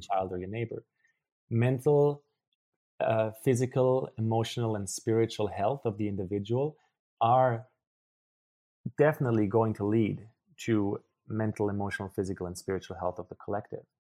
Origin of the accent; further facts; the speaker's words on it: Germany; English is a second language; moved away; also born or lived in Paraguay; I grew up in Germany, which you, you might be able to hear based on my accent